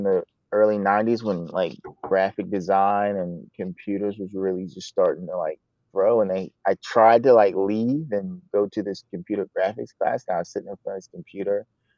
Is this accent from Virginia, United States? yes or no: yes; Chantilly, Virginia, United States; now in Poughkeepsie, United States; Originally from Chantilly, Virginia, suburb of DC.